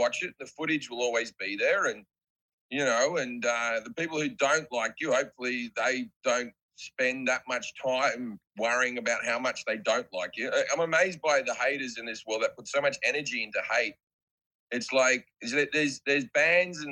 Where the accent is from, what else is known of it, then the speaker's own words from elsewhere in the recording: Australia; I'm just Australian